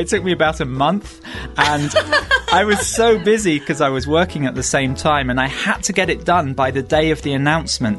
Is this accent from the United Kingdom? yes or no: yes; United Kingdom; moved away as an adult; now in Japan; go back to the UK